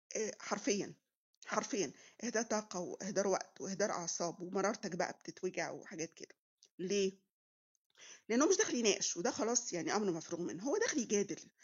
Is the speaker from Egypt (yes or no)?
yes; Egypt; also born or lived in Munich, Germany; انت من مصر فرحت بعبطه كده بقول له اه مصريه وافتخر